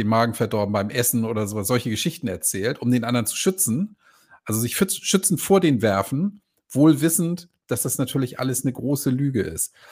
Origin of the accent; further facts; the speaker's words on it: Croatia; ich habe ein Problem, ich komme aus Kroatien.